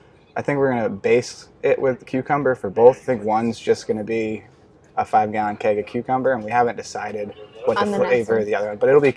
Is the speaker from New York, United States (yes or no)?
yes; New York, United States; moved away as an adult; also born or lived in Hawaii; now in San Diego, United States; 26. I just recently moved to San Diego again for the second time in January. I'm originally from New York